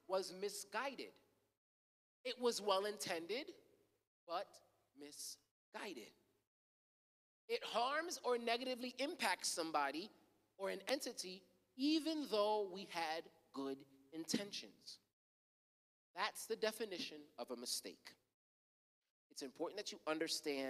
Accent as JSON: {"language": "English", "country": "United States", "tie": "born or raised there", "said": "I was born in America"}